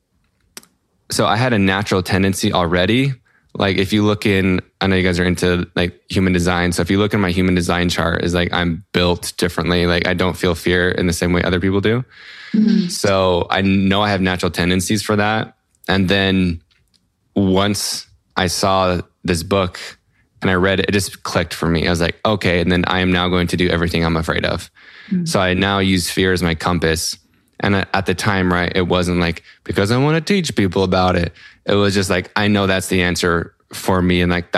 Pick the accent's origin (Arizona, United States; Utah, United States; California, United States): Utah, United States; Salt Lake City; I'm from Salt Lake City, Utah in the US.